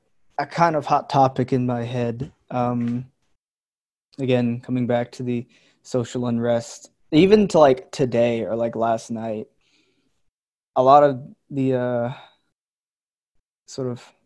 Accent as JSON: {"language": "English", "country": "Philippines", "tie": "born there", "said": "But, you know, I was born in the Philippines."}